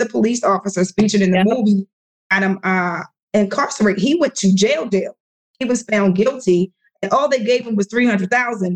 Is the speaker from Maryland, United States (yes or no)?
yes; Baltimore, Maryland, United States; I'm from Baltimore